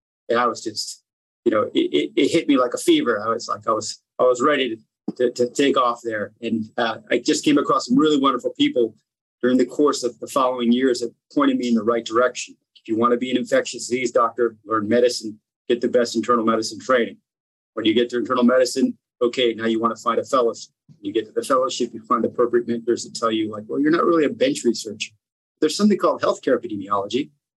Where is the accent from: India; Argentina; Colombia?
Argentina; also born or lived in United States; now in Virginia, United States; I live in the United States. I was born in Argentina and raised in both countries. I live in Virginia now.